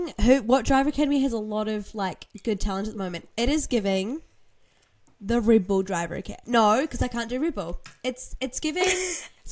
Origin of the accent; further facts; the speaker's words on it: New Zealand; I grew up here, and, like, I grew up in New Zealand.